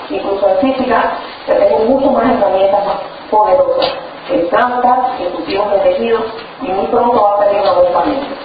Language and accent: Spanish; Cuba; moved away; a pesar o gracias a que estaba en Cuba en aquel tiempo, que soy cubana